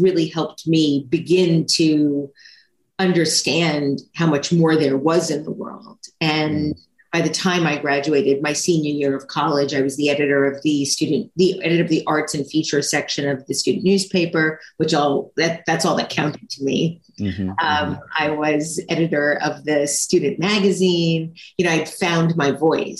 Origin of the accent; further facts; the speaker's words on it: New York, United States; also born or lived in Long Island / Albany / Manhattan; I'm a native New Yorker. I was born in New York City, but I only lived in the boroughs of New York City until sixth grade, and then 6th through 12th lived on Long Island